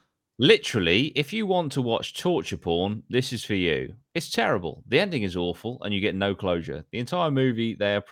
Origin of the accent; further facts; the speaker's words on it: United Kingdom; I'm being British